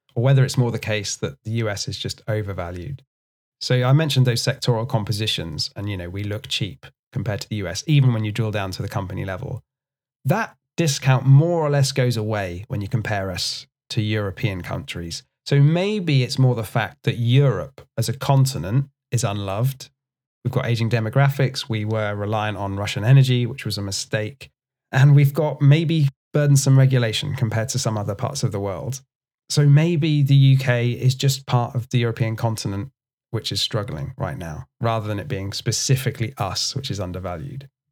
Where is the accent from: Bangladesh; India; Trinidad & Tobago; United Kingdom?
United Kingdom; as a British person